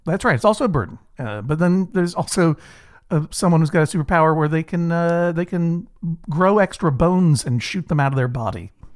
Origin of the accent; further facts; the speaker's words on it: Brookline, Massachusetts, United States; I grew up in Brookline, Massachusetts, uh, a, a leafy suburb for the most part of, of Boston